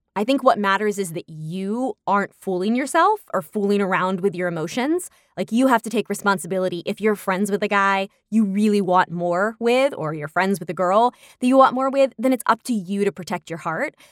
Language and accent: English; New York, United States; my hometown of New York